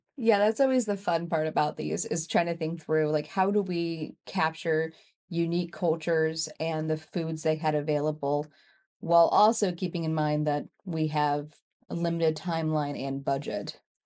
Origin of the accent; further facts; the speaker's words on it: Kansas City, Missouri, United States; we grew up in Kansas City